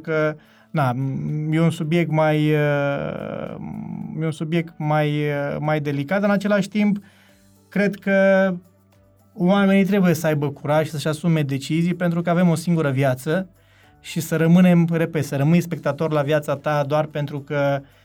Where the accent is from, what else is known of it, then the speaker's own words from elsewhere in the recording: Zalău, Sălaj County, Romania; moved away; also born or lived in Cluj-Napoca; de când am plecat din Zalău până când ne-am reîntâlnit la Cluj